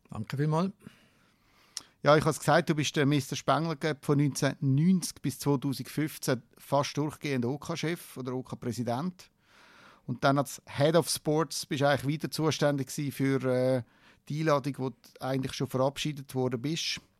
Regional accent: Davos, Graubünden, Switzerland; Ja, ich bin äh, in Davos aufgewachsen.

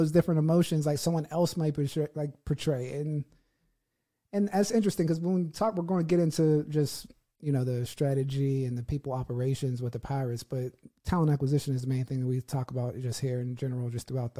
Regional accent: United States; I'm from America

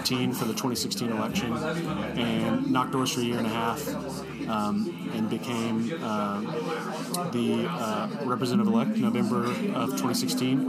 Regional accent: Bartlesville, Oklahoma, United States; also born or lived in Norman, Oklahoma; I was born in Bartlesville, Oklahoma, which is in northeast Oklahoma, north of Tulsa. And so I was 918 loyal for a long time

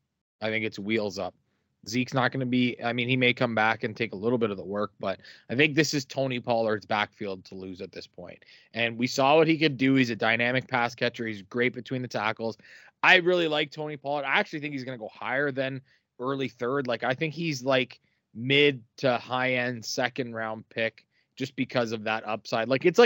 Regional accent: Canada; it's close to our heart here as a Canadian

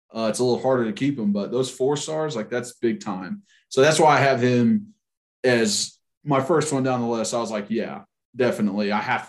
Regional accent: Tennessee, United States; I think growing up in Tennessee, you're automatically like kind of integrated into being a fan without even really trying to be.

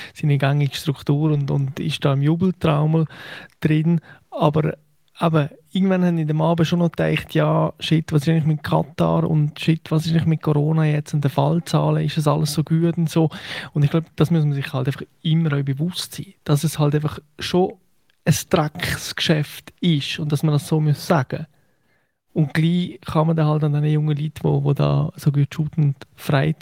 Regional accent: Valais, Switzerland; ich habe mich ja als Walliser sehr stark über die Genfer Flagge aufgeregt

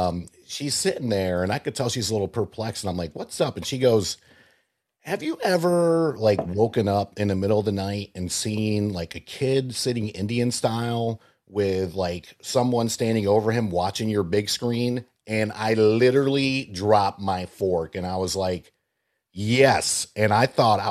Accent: Puerto Rico; I was born in Puerto Rico

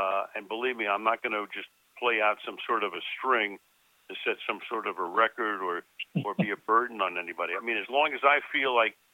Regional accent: Los Angeles, California, United States; born or raised there; also born or lived in Brooklyn, New York

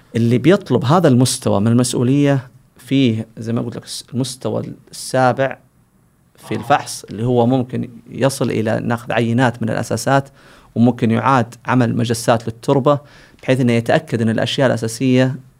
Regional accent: Saudi Arabia; عندنا في السعودية

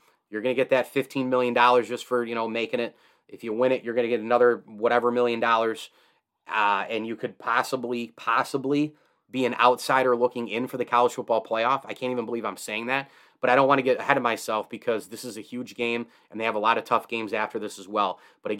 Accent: Central New York, United States; I grew up in Central New York.

